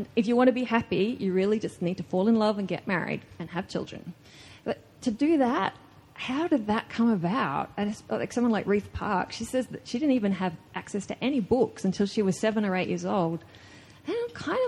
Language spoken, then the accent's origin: English; Australia; an Australian woman writer